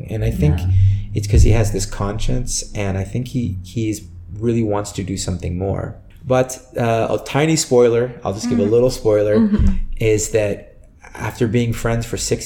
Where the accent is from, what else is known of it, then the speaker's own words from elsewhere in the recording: San Francisco, California, United States; moved away; I'm from San Francisco and so it was a smaller market there